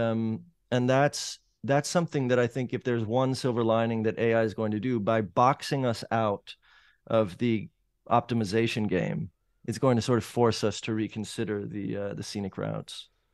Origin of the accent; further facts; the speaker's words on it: Los Angeles, California, United States; moved away as an adult; now in New Orleans, United States; I grew up in the Valley in Los Angeles